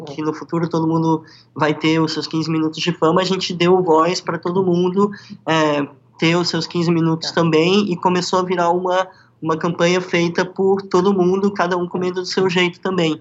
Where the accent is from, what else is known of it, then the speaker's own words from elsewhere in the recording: Brazil; now in Miami, United States; como brasileiros